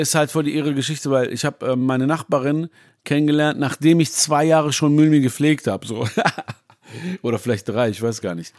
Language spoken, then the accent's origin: German; Essen, North Rhine-Westphalia, Germany; also born or lived in Iran / Düsseldorf; Ich liebe natürlich meine Heimat, Essen